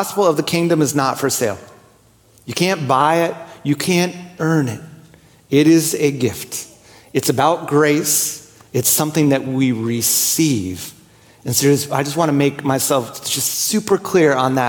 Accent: New Jersey, United States; I grew up in New Jersey

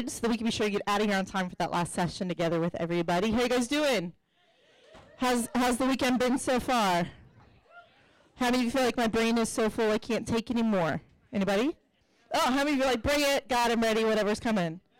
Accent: Atlanta, Georgia, United States; I came from Atlanta, Georgia, where let's just say there are very traditional women roles

